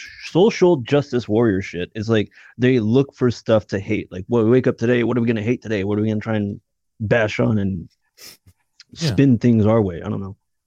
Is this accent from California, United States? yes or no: yes; California, United States; We're from California, dude.